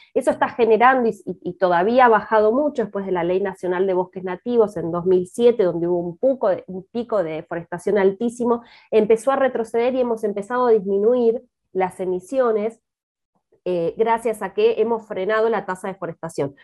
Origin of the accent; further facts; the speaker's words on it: Argentina; siendo argentina